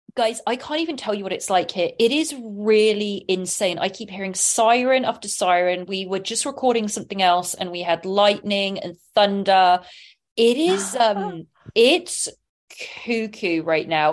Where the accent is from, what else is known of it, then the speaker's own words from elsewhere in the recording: England, United Kingdom; now in Los Angeles, United States; I'm from England